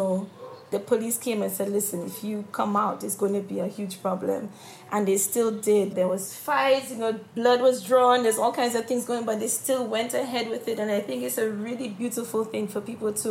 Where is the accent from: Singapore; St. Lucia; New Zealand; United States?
St. Lucia; moved away as an adult; now in United Kingdom; when I was growing up in St. Lucia